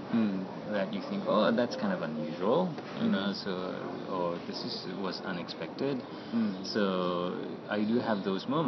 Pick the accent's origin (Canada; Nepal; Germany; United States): Nepal; moved away; I was from Nepal